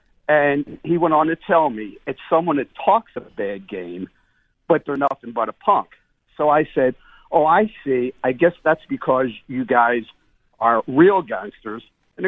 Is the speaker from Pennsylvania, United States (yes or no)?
yes; Philadelphia, Pennsylvania, United States; now in Annapolis, United States; I'm from South Philly, but I live in Annapolis, Maryland now.